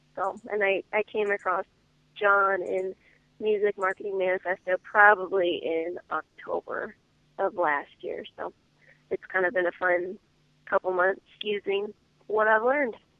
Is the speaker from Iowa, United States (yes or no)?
yes; Iowa, United States; moved away; I'm from Iowa originally